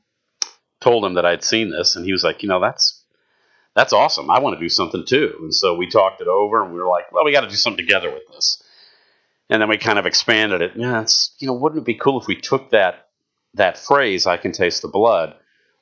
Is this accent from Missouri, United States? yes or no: yes; St. Louis, Missouri, United States; moved away as an adult; now in Southern Illinois, United States; I'm from St. Louis